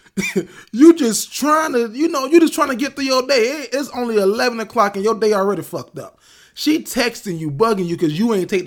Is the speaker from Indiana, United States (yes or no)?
no; Florida, United States; I'm from Florida